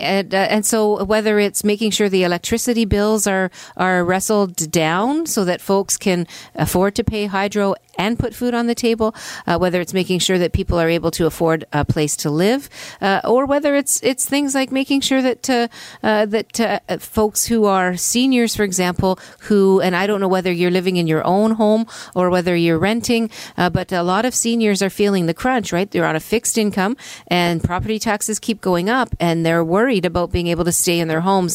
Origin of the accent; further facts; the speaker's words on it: Hamilton, Ontario, Canada; I'm from Hamilton